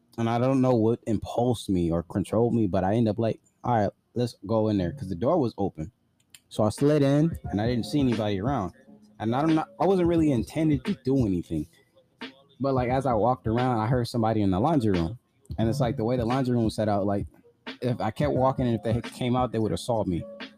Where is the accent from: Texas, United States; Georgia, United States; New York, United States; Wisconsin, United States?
New York, United States; Brooklyn; I'm from Brooklyn. The hardest ever.